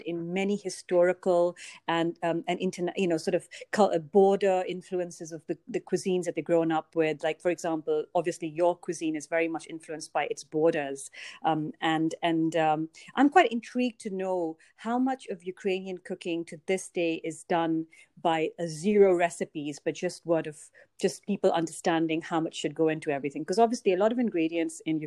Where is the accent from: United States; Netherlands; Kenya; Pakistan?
Pakistan; Pakistan, in my home country